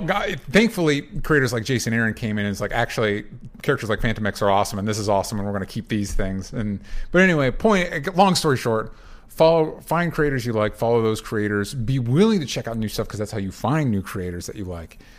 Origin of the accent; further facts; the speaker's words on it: United States; accent: aggressive American; my aggressive American accent